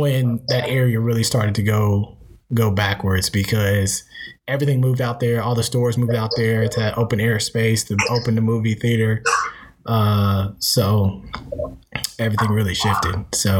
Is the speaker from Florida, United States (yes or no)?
no; Columbia, South Carolina, United States; moved away as an adult; now in Indianapolis, United States; growing up in Columbia and being around the culture, too